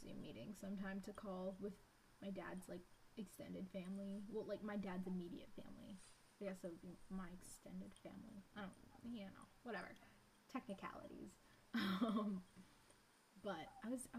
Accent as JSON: {"language": "English", "region": "British Columbia", "country": "Canada", "tie": "born or raised there", "said": "I was born in Pacific Standard Time. So that means I was born on December 11th from here in British Columbia"}